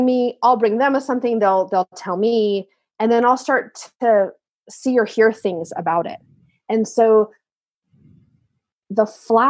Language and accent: English; California, United States; I grew up in California, where they've also had awful fires